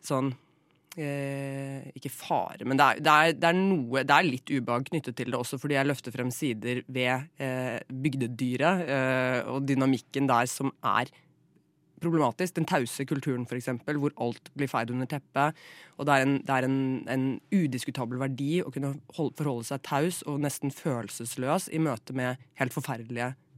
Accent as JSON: {"language": "Norwegian", "town": "Flatdal", "region": "Telemark", "country": "Norway", "tie": "born or raised there", "moved": "yes", "said": "jeg er fra Telemark selv. Eh, fra en liten bygd som heter Flatdal"}